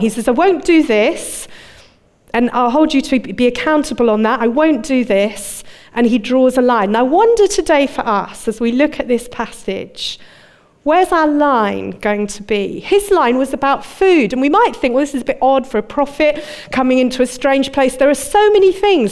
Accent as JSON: {"language": "English", "country": "United Kingdom", "also_born_or_lived": "Dudley, England", "moved": "as an adult", "lives_now": "Birmingham, United Kingdom", "said": "I'm a Londoner, a Surrey girl"}